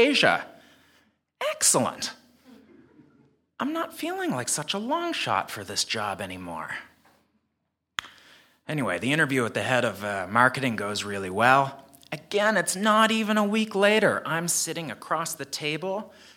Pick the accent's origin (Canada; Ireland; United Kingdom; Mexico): Canada; moved away as an adult; also born or lived in South Korea / United States; now in Hong Kong; I was born and raised in Canada